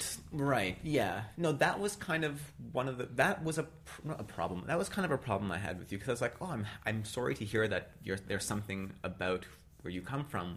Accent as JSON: {"language": "English", "country": "Canada", "said": "But I'm from Canada, whatever."}